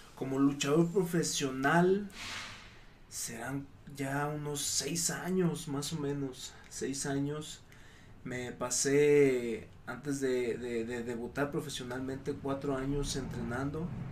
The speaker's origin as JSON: {"language": "Spanish", "town": "Gómez Palacio", "region": "Durango", "country": "Mexico", "tie": "born or raised there", "moved": "as an adult", "lives_now": "Mexico City, Mexico", "said": "soy originario de Gómez Palacio Durango"}